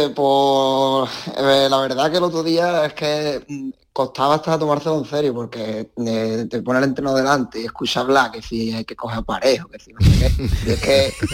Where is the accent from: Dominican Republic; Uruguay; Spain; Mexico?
Spain; Conil de la Frontera, Andalusia; now in Lugo, Spain; yo me crié en la escuela de Conil desde, desde pequeñito, desde los tres años más o menos